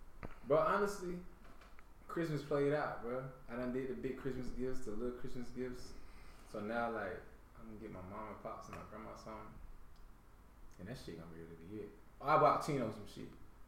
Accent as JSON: {"language": "English", "region": "Georgia", "country": "United States", "said": "I'm from Georgia."}